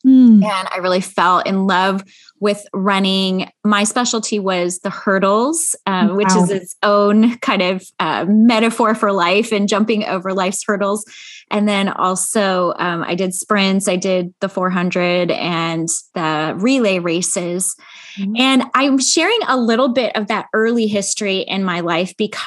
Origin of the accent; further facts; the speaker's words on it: Chicago, Illinois, United States; moved away as an adult; also born or lived in Grand Rapids, Michigan; now in Central California, United States; I actually grew up in the Midwest in Chicago